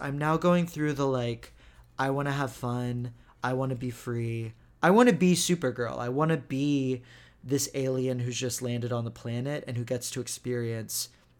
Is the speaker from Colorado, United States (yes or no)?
no; Texas, United States; also born or lived in Israel; I grew up in Texas